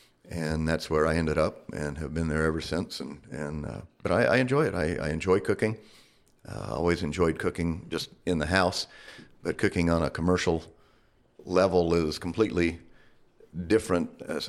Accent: Tulsa, Oklahoma, United States; now in Flagstaff, United States; And originally, I came out from Tulsa, Oklahoma, to Flagstaff on a wrestling scholarship in the 70s.

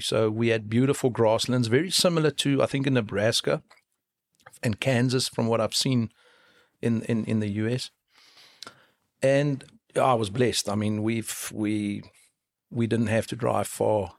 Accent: Free State, South Africa; moved away as an adult; now in Cape Town, South Africa; I was born and bred in the Free State.

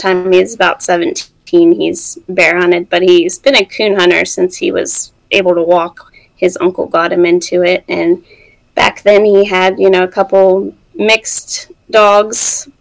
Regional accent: West Virginia, United States; also born or lived in Mississippi; we're both from West Virginia. We grew up like 30 minutes apart

